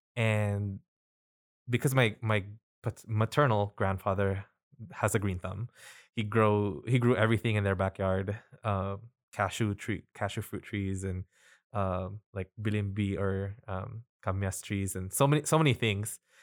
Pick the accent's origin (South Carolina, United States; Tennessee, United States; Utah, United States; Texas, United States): Utah, United States; Salt Lake City; also born or lived in Quezon City, Philippines; was born in Quezon City and moved to the United States in two thousand one. So I've been here for about twenty years. I grew up in Salt Lake Valley